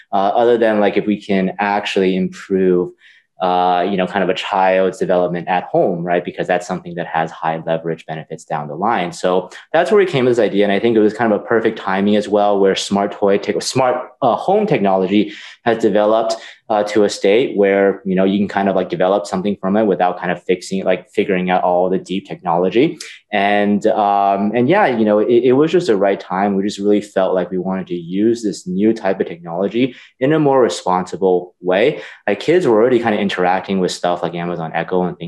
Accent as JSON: {"language": "English", "region": "California", "country": "United States", "tie": "born or raised there", "said": "I grew up in California, and I always worked in technology"}